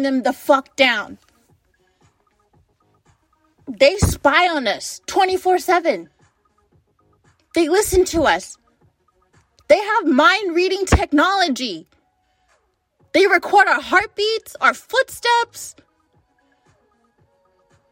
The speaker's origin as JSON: {"language": "English", "country": "United States", "said": "as an American"}